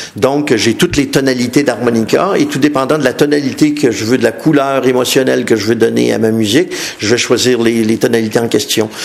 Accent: Montreal, Quebec, Canada; je suis de Montréal

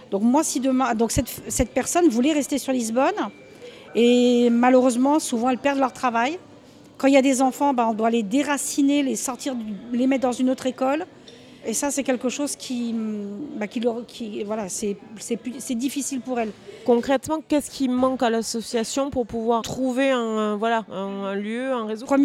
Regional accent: France; now in Portugal; puisque nous sommes français, françaises, francophones et sans frontières euh, sur le territoire portugais.

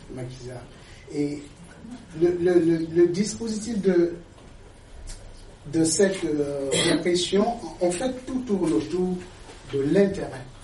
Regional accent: Cameroon; je suis camerounais.

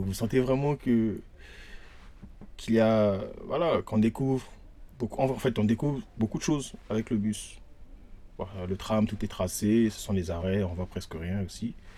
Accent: Brazzaville, Republic of the Congo; moved away as an adult; now in Paris, France; Je suis congolais de Brazzaville

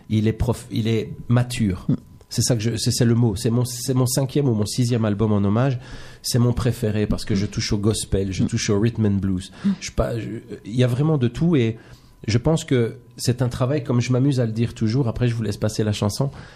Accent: Belgium; je suis belge

